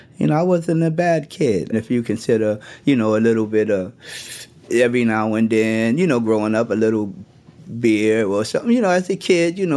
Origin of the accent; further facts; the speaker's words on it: New York City, New York, United States; I grew up in Brooklyn, New York.